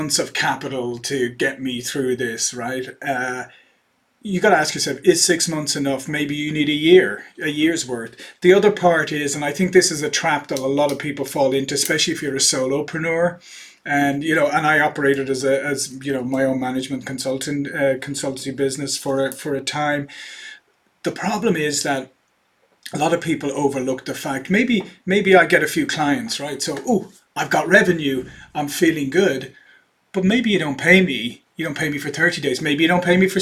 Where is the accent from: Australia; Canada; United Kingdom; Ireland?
Ireland; moved away as an adult; also born or lived in Silicon Valley, United States; now in United States; I'm originally Irish